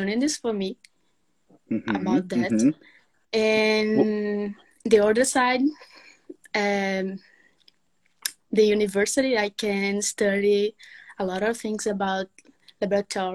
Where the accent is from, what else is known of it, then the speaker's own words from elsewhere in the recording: Mossoró, Rio Grande do Norte, Brazil; English is a second language; From Rio Grande do Norte, Mossoró.